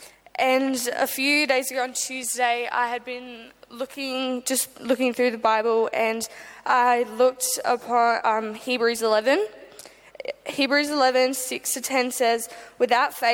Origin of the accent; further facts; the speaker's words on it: Adelaide, South Australia, Australia; I'm from Adelaide, Australia